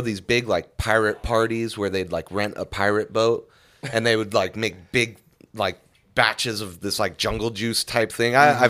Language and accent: English; Lancaster, California, United States; born or raised there; moved away; also born or lived in Panorama City